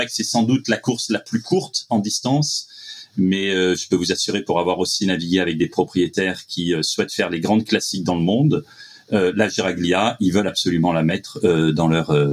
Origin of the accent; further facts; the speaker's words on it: Beaulieu-sur-Mer, Provence-Alpes-Côte d'Azur, France; je suis à Beaulieu-sur-Mer, mon village